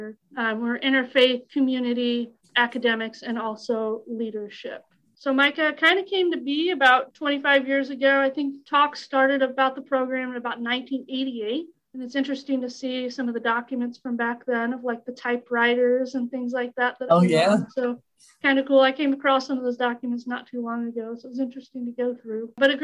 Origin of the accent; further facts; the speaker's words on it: Texas, United States; moved away as an adult; also born or lived in St. Louis, Missouri; I grew up in Texas area